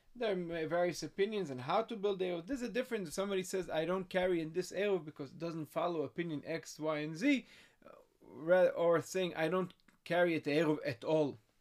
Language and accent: English; New York City, New York, United States; we grew up in Crown Heights, around the Rebbe, there was no Eruv.